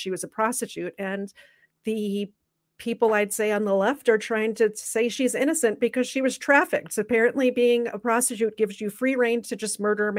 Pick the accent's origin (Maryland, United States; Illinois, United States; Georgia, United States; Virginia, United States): Illinois, United States; Chicago; I'm from Chicago